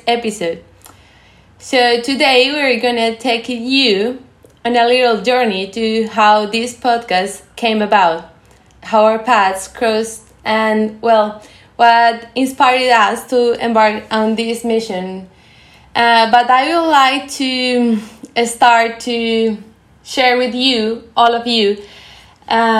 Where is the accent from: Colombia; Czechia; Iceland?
Colombia; moved away as an adult; now in Japan; I'm from Colombia